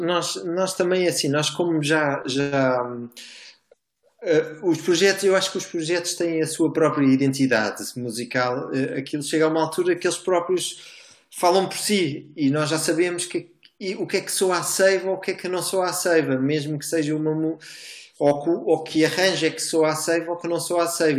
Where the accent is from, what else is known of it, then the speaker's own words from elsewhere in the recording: Portugal; nós somos portugueses